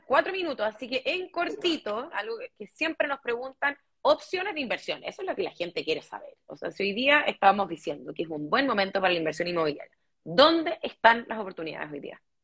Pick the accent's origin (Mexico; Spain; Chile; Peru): Chile; somos marqueros los chilenos